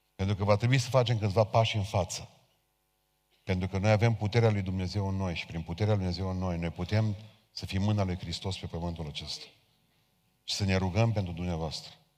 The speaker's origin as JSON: {"language": "Romanian", "country": "Romania", "said": "noi ca români"}